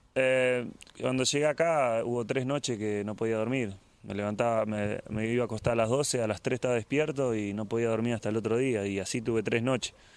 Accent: Argentina; now in England; yo como argentino

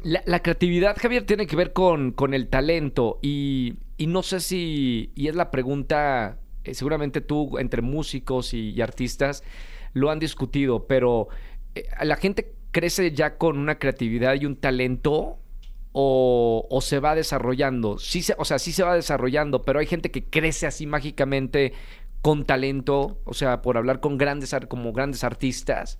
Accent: Monterrey, Nuevo León, Mexico; yo también soy norteño eh, de Monterrey.

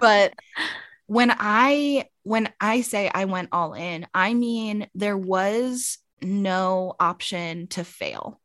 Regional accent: United States; now in Arizona, United States; originally, I'm from Maryland, Pennsylvania. but I'm currently living in Arizona, and I've actually been here for, like, half my life

